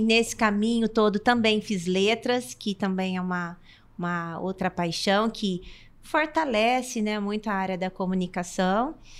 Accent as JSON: {"language": "Portuguese", "town": "Umuarama", "region": "Paraná", "country": "Brazil", "tie": "born or raised there", "also_born_or_lived": "Londrina", "said": "eu sou nascida em Umuarama e a minha infância sempre então foi cercada desse contexto"}